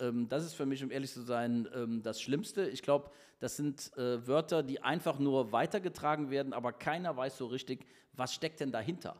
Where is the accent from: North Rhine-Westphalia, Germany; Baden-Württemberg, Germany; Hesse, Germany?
North Rhine-Westphalia, Germany; Cologne; now in Düsseldorf, Germany; ich bin Kölner. mein Herz ist Kölle.